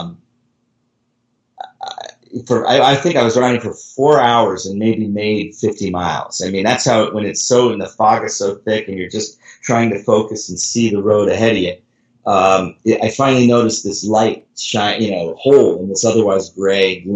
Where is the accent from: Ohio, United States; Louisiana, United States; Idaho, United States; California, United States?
California, United States; I'm from California